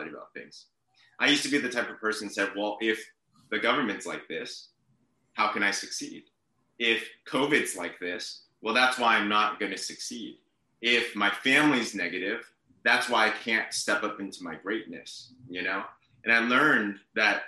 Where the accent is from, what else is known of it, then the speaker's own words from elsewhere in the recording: San Diego, California, United States; moved away as an adult; also born or lived in China; now in Bay Area, United States; I was born in China, but I came when I was 6 months old. So I'm pretty much American. I can understand Chinese. I can't speak it. I have a horrible accent, but I grew up in San Diego